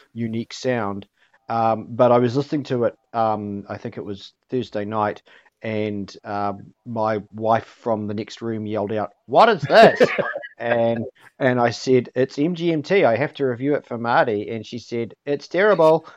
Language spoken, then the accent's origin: English; Hamilton, Waikato, New Zealand; born or raised there